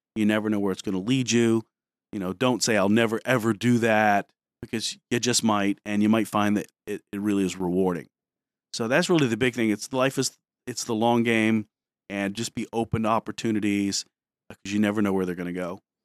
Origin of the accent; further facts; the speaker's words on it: Detroit, Michigan, United States; moved away as an adult; also born or lived in New Brunswick, New Jersey; now in Pennsylvania, United States; I grew up in Detroit, from there, not from New Jersey